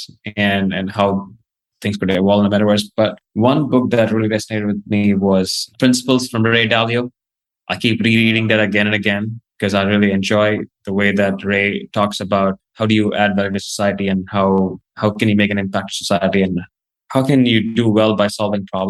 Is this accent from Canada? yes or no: no; Australia; also born or lived in India / New York; now in United States; I grew up in Australia.